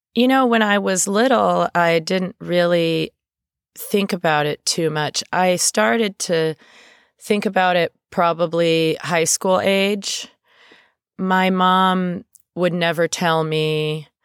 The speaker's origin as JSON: {"language": "English", "town": "Thousand Oaks", "region": "California", "country": "United States", "tie": "born or raised there", "said": "I grew up in Thousand Oaks"}